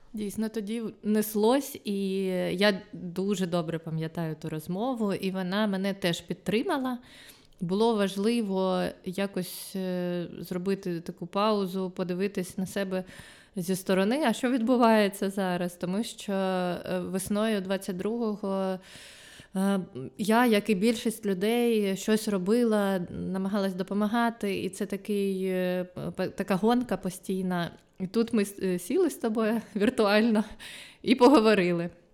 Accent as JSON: {"language": "Ukrainian", "town": "Luhansk", "region": "Luhansk Oblast", "country": "Ukraine", "tie": "born or raised there", "also_born_or_lived": "Kyiv", "moved": "as an adult", "said": "я сама з Луганська"}